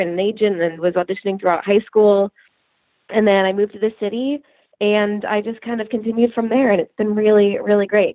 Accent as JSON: {"language": "English", "region": "Pennsylvania", "country": "United States", "said": "So I'm originally from Pennsylvania."}